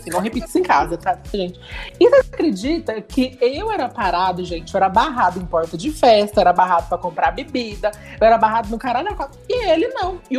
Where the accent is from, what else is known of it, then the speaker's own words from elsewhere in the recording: interior of Minas Gerais, Brazil; falo que eu sou do interior de Minas Gerais.